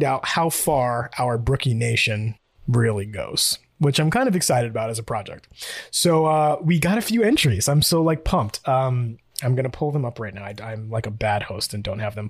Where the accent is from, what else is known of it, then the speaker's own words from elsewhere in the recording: New York, United States; I'm from New York